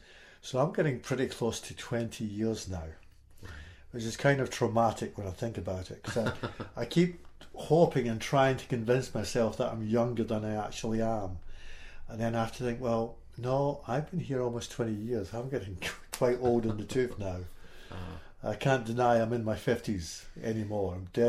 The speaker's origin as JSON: {"language": "English", "town": "Stirling", "region": "Scotland", "country": "United Kingdom", "tie": "born or raised there", "also_born_or_lived": "Fort Wayne, Indiana", "moved": "as an adult", "lives_now": "Southern Illinois, United States", "said": "I grew up in specifically in just outside Stirling. I was born in Stirling. It's on the east coast of Scotland, just about 30, maybe 40 miles north of Edinburgh. Mm-hmm. And so I lived in a little village"}